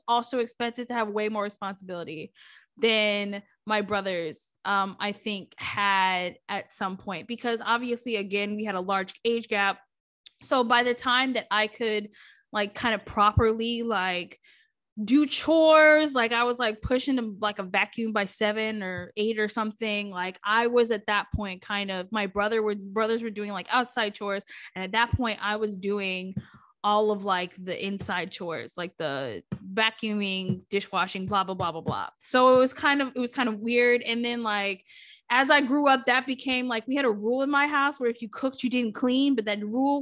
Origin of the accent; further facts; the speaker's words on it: Webster, Texas, United States; At that point they had moved to Texas, thank God. To Houston. I was born in Webster.